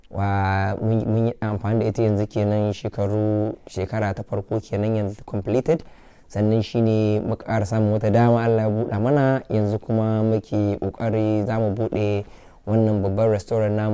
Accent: Kano, Kano State, Nigeria; now in London, United Kingdom; na tashi ne a garin Kano shekara ta 22 kenan a nan a London

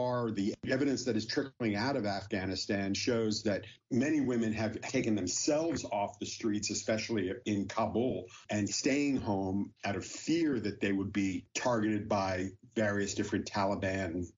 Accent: United States; as an American

